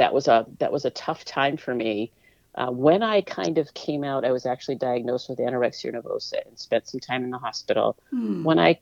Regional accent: Topsfield, Massachusetts, United States; also born or lived in Boston, Massachusetts; I was born in Boston, then I lived for most of my young years in Topsfield, Massachusetts

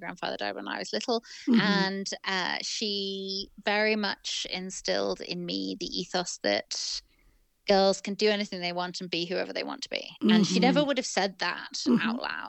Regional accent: Manchester, North West England, United Kingdom; I don't sound like I'm from Manchester. So my parents are not from there, but they were living there for my dad's work. And my brother and I grew up there.

